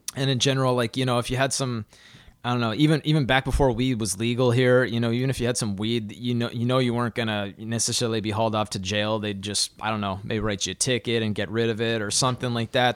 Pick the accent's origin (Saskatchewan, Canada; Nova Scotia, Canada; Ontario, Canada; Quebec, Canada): Saskatchewan, Canada; Saskatoon; I was born in Saskatoon, in Saskatchewan